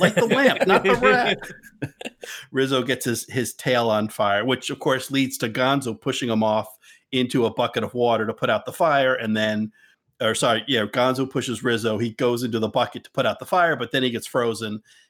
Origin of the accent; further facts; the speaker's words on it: New Jersey, United States; Yeah, I'm from New Jersey.